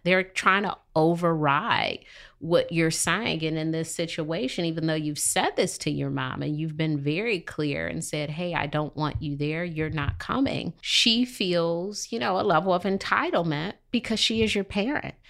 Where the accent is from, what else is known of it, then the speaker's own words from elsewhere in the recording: Detroit, Michigan, United States; moved away as an adult; now in Charlotte, United States; I'm from Detroit